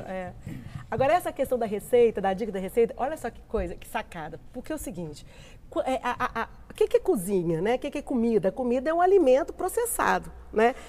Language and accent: Portuguese; Minas Gerais, Brazil